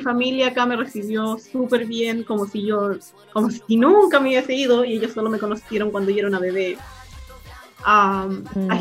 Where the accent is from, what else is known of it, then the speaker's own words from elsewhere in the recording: Chile; accent: Chilean; now in Hawaii, United States; Por eso es que hablo español y tengo el acento chileno. Y crecí en Chile con mi madre, ah, pero nací en Hawái.